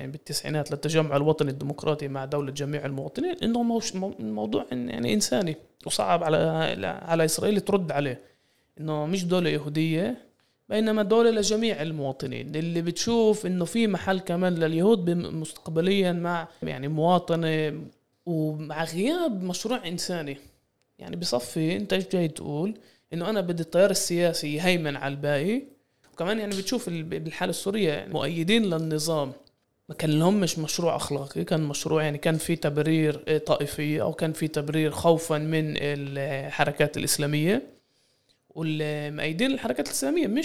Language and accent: Arabic; Palestine; يعني يعني هذا تحدينا احنا كفلسطينيين انه نبطل نشوف اسرائيل كمركز لمحور الاقليمي والعالمي